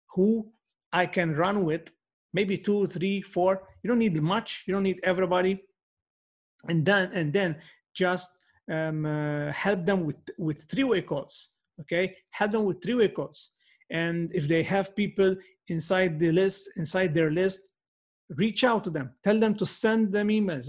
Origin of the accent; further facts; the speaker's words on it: Malta; first language Maltese; English is a second language; my first language is Maltese, but we are bilingual